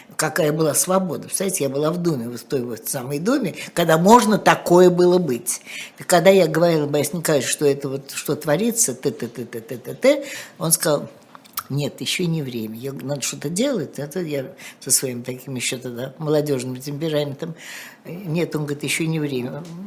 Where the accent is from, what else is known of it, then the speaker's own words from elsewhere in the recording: Moscow, Russia; в аптеке у Красных Ворот, где я жила